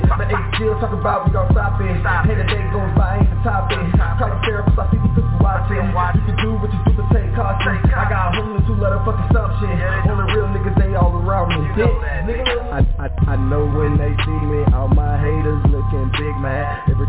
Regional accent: Louisiana, United States; And I'm from the South too. I'm from Louisiana

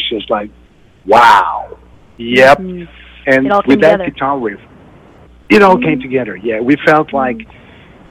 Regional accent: Sweden; me growing up in Sweden

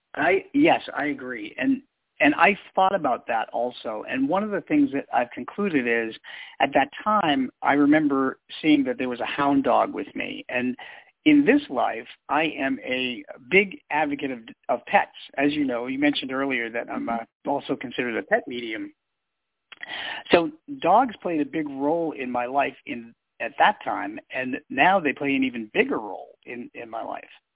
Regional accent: Boston, Massachusetts, United States; I grew up in Boston, Massachusetts

